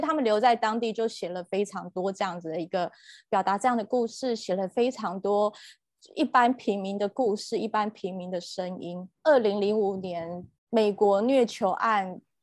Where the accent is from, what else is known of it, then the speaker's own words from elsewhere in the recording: Taiwan; 我自己在台湾长大的环境，我是在门诺教会，大家知道的门诺医院